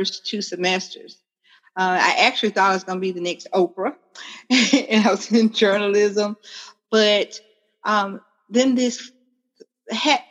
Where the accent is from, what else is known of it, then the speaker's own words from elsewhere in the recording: Pinson, Alabama, United States; I am from Pinson, Alabama. For people who might not know, that's right outside of Birmingham, Alabama.